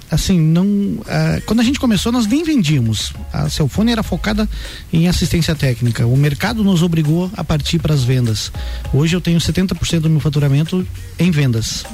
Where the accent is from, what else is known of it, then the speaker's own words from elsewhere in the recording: Chapecó, Santa Catarina, Brazil; moved away as an adult; now in Lages, Brazil; Natural de Chapecó. Trabalhava com telefonia em Chapecó e vim para Lages pelo trabalho